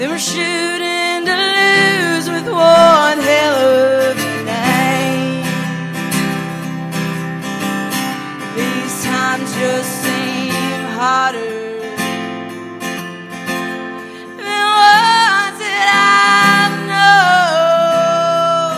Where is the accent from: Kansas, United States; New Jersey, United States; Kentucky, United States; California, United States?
Kentucky, United States; Red River Gorge, Powell County, eastern; I'm from the Red River Gorge in eastern Kentucky